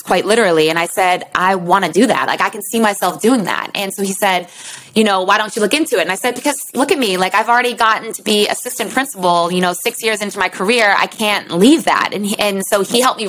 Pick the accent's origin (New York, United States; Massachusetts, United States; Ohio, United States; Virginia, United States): Massachusetts, United States; Boston; moved away as an adult; also born or lived in Houston / Harlem; I'm from Boston. And so all my friends and family are still up this way